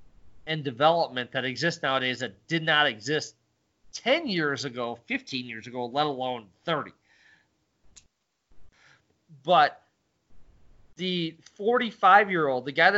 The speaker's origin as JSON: {"language": "English", "region": "Midwest", "country": "United States", "tie": "born or raised there", "said": "Where we had that growing up in the Midwest."}